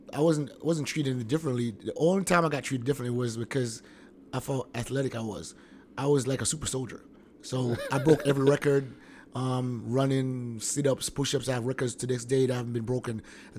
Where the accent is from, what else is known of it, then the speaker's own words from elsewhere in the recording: Kingston, Jamaica; moved away as an adult; now in Savannah, United States; So, Jamaica, born and raised in Kingston, Jamaica, one of the most dangerous places in the world. Survived. It came out. Left there in 2000. I was actually here in the States when I was, like, 15, but went back home.